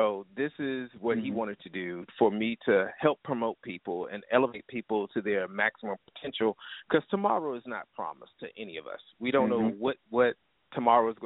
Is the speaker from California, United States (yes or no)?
no; Virginia, United States; I'm from Virginia